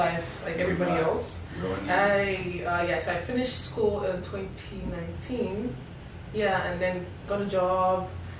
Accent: Nigeria; moved away as an adult; also born or lived in Delta State / Imo State; now in Canada; I grew up back in Nigeria, and like you said, I went to Covenant University

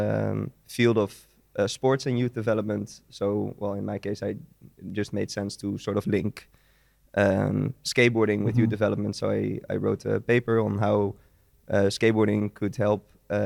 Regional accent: Vianen, Utrecht, Netherlands; In the Netherlands, in Vianen. It's a small city near Utrecht.

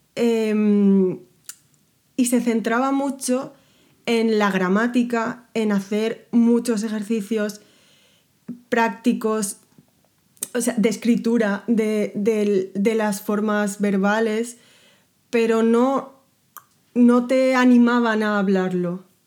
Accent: Spain; first language Spanish

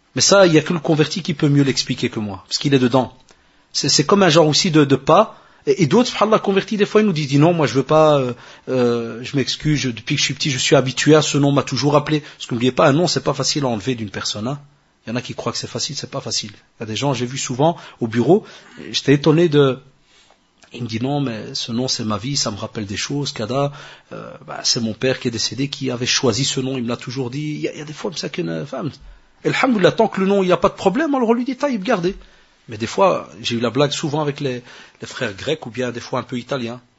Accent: Morocco; chez nous au Maroc

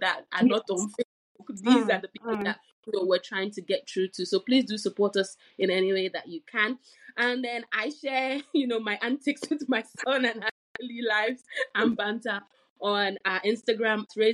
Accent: Nigeria; now in United Kingdom; I'm from Nigeria

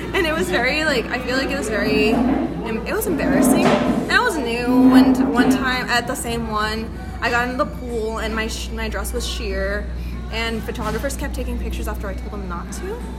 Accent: Monterey, California, United States; first language Spanish; English is a second language; I am a stylist from the Monterey area, a 831 area

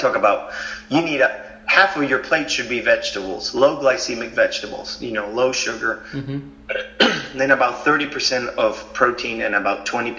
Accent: Argentina; moved away; I grew up in Argentina

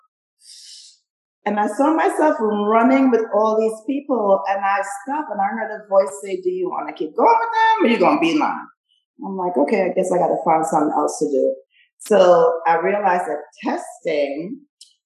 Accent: Trinidad & Tobago; now in Long Beach, United States; I'm from the Caribbean, Trinidad and Tobago.

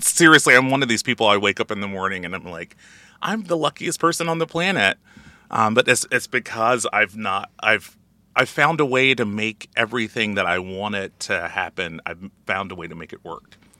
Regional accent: Alabama, United States; moved away; I'm originally from Alabama

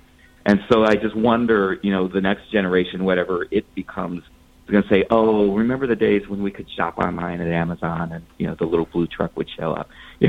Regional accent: Akron, Ohio, United States; the one in my hometown in Akron, Ohio

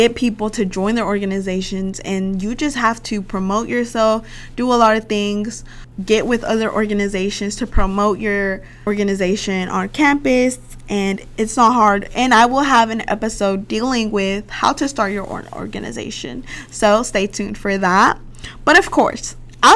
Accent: Little Rock, Arkansas, United States; I'm from Little Rock, Arkansas

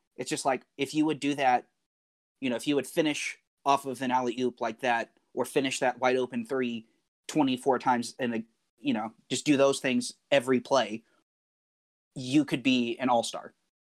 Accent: Nigeria; moved away; we grew up in Africa and we grew up in Nigeria

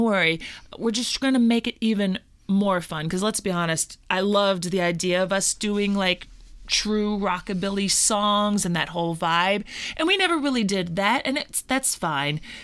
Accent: Louisville, Kentucky, United States; that is my hometown. I'm a Louisville, Kentucky gal, born and raised.

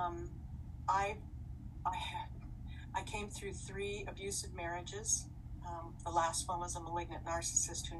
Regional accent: Los Angeles, California, United States; I was born in the Queen of Angels Hospital in Los Angeles, the City of Angels.

